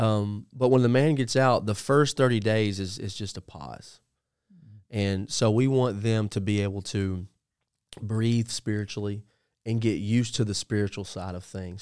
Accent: Puryear, Tennessee, United States; I grew up in a little town called Perrier, Tennessee

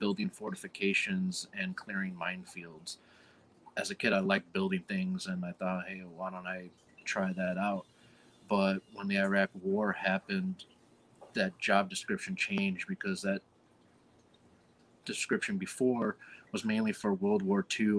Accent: Chicago, Illinois, United States; I'm from Chicago

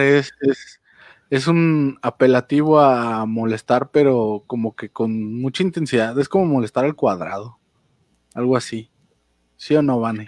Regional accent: Mexico; soy mexicano

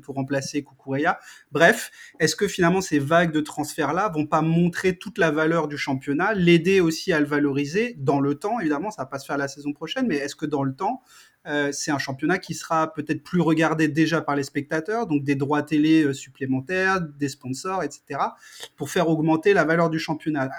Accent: Strasbourg, Grand Est, France; Moi, je viens de Strasbourg.

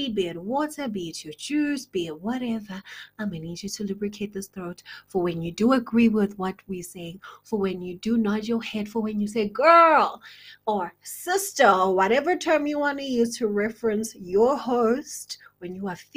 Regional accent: South Africa; South Africa, which is my home country.

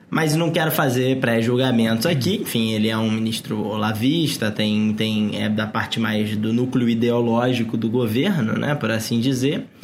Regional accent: Belford Roxo, Rio de Janeiro, Brazil; a cidade de Belfor Roxo, no Rio de Janeiro, onde eu nasci.

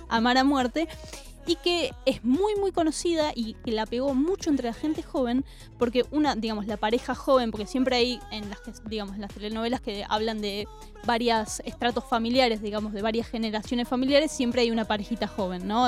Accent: Argentina; nosotros como argentinos

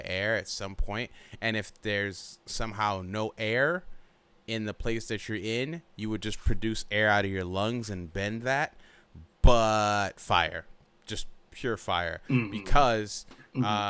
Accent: Nigeria; moved away; I'm Nigerian

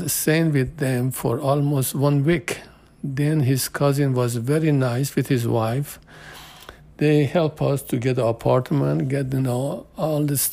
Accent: Tehran, Tehran Province, Iran; English is a second language; moved away as an adult; also born or lived in Houston, United States; now in Dallas, United States; I'm from Iran. And my birthday is in Tehran. I came to USA in 1977, March 1977.

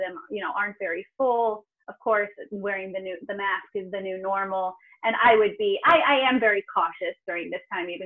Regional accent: Fallbrook, California, United States; moved away as an adult; now in Croatia; born and raised in Fallbrook, California. So it's in San Diego County

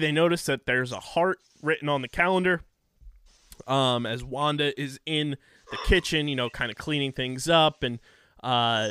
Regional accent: New Jersey, United States; we are from New Jersey. So nice little hat tip to our home state

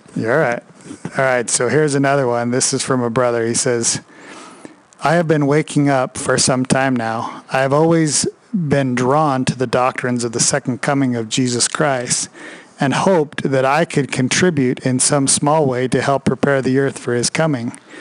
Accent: Northern Idaho, United States; we're two knuckleheads from Northern Idaho.

